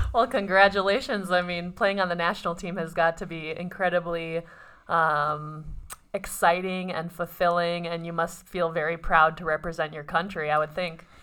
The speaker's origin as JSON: {"language": "English", "region": "Minnesota", "country": "United States", "said": "I'm from Minnesota"}